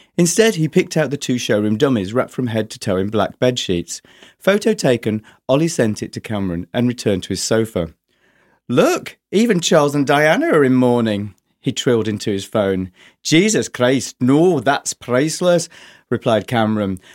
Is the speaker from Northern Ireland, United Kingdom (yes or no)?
no; Yorkshire and the Humber, United Kingdom; also born or lived in London; now in Brighton, United Kingdom; originally from, from Yorkshire, Mining Village